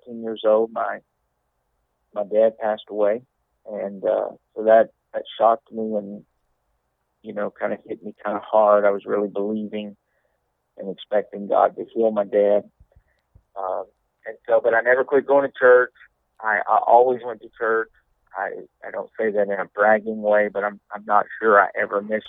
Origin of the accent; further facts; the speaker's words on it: Leesville, Louisiana, United States; I grew up in Leesville, Louisiana, which is about 45 miles dead west of Alexandria